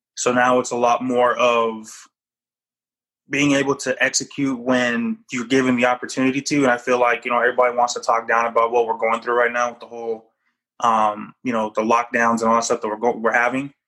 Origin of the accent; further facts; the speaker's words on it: Japan; moved away; I was born in Japan